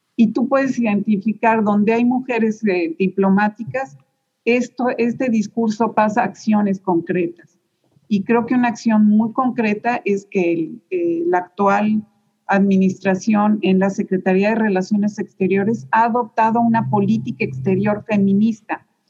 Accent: Mexico; moved away as an adult; now in Houston, United States; así somos los mexicanos

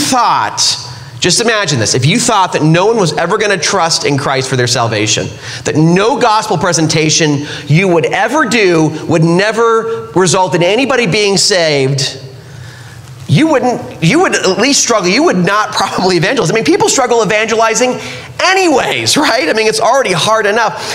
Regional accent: California, United States; now in Utah, United States; I grew up in California

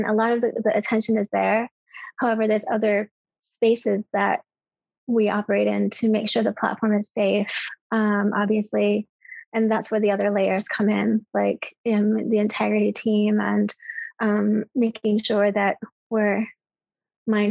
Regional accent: United States; as an American

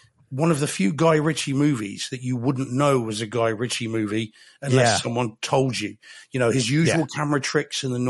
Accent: Spain; moved away; I grew up in Spain. I lived there for 10 years, south coast of Spain.

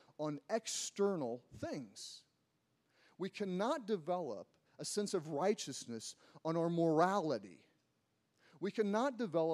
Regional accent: United States; I'm an American

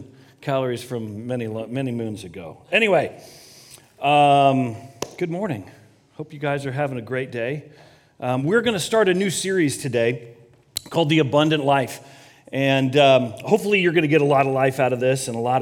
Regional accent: Colorado, United States; moved away as an adult; also born or lived in Kansas / Los Angeles, United States; I grew up in Colorado

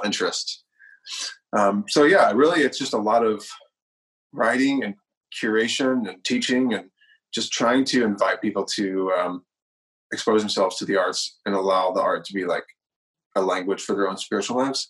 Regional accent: Nashville, Tennessee, United States; moved away as an adult; now in Los Angeles, United States; I'm from Nashville originally, moved out to Los Angeles a decade ago

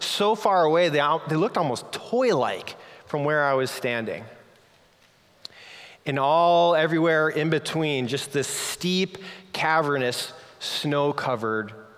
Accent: Minnesota, United States; I grew up snowboarding on Minnesota's version of mountains.

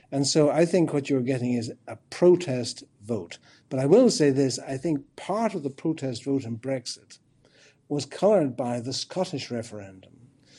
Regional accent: Ireland; I'm Irish.

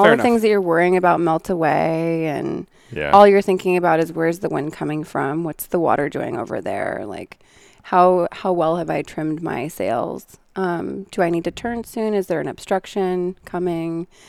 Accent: Seattle, Washington, United States; When I was growing up in Seattle, I would see the sailboats out on the water

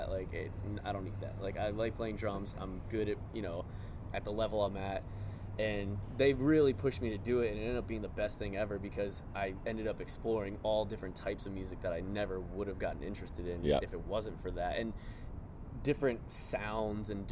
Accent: Gaithersburg, Maryland, United States; also born or lived in Baltimore, Maryland; I'm actually from Gaithersburg, Maryland originally. So about an hour out. Went to school just outside of D.C.

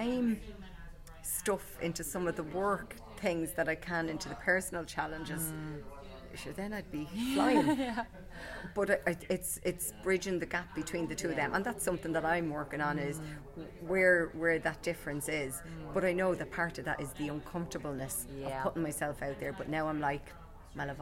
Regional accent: Ireland; being Irish

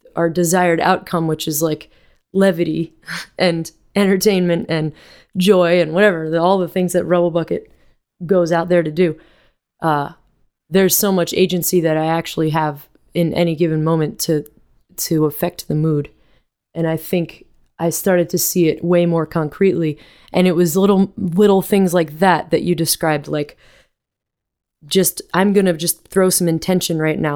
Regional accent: Vermont, United States; moved away; I grew up in Vermont with my with music all around me in my house

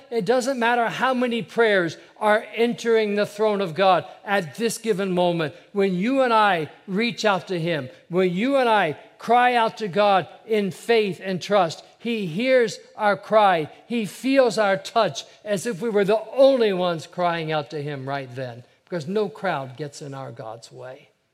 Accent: Ohio, United States; I have a younger brother. We grew up in Ohio

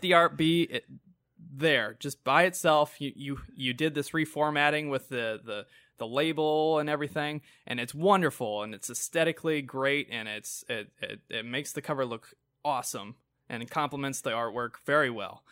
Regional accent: United States; as an American

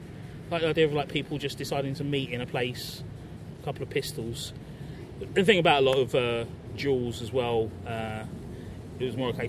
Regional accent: London, United Kingdom; And it's odd because, like, growing up in South

